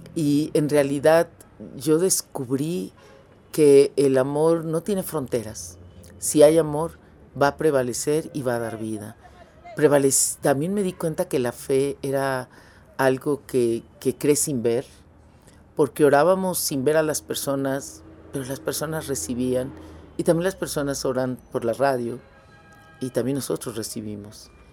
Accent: Mexico; moved away as an adult; now in Ecuador; yo nací en México

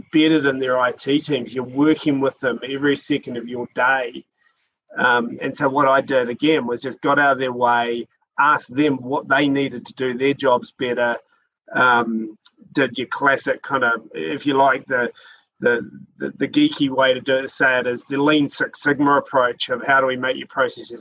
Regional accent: Christchurch, Canterbury, New Zealand; also born or lived in Auckland; moved back to Christchurch, which is my hometown

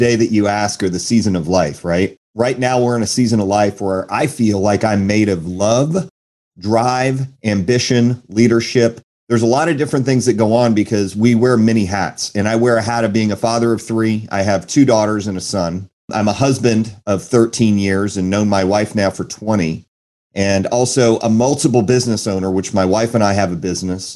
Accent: Houston, Texas, United States; also born or lived in Naperville, Illinois / Chicago, Illinois; originally I was born in Illinois, and it's a suburb of Chicago, if you know where Naperville is, and moved to the south side of Chicago. My parents divorced at 4 years old, so my dad chose to stay in Illinois, and my mom and my sister and I moved to Houston, Texas

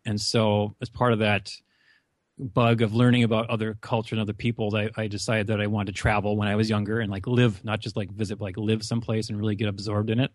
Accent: North Dakota, United States; accent: Upper Midwest; moved away as an adult; also born or lived in Argentina; now in Phoenix, United States; I come from a rural North Dakota small town

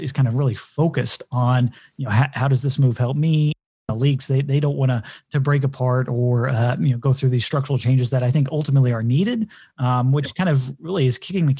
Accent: Texas, United States; moved away; I'm from Texas originally, and it being a child of the 80s and 90s, love the Southwest Conference.

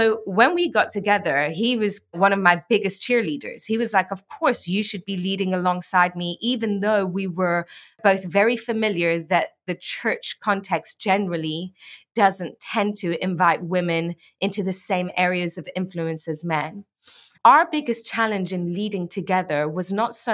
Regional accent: England, United Kingdom; also born or lived in Iran; we moved to England when I was five, and I grew up there, went to medical school there, started working in medicine there.

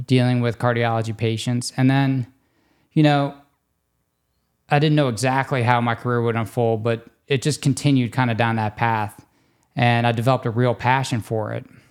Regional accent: Destrehan, Louisiana, United States; moved away as an adult; also born or lived in New Orleans, Louisiana / Texas / Baltimore, Maryland / New York; I grew up in Destrahan, Louisiana, kind of between Homa, where we work

